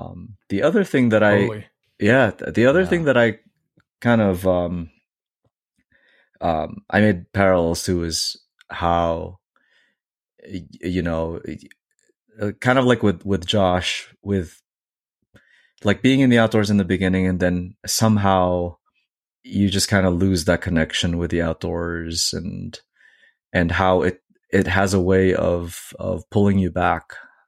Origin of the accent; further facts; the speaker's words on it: Northeast, United States; I came from the Northeast, and I feel like you would never run into a coyote in New York.